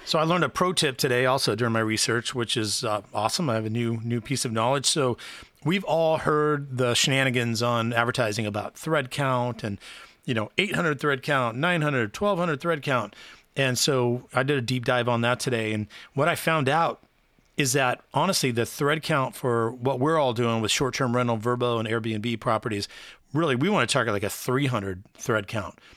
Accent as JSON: {"language": "English", "region": "Texas", "country": "United States", "tie": "born or raised there", "moved": "yes", "lives_now": "Wilmington, United States", "said": "I was raised in Texas"}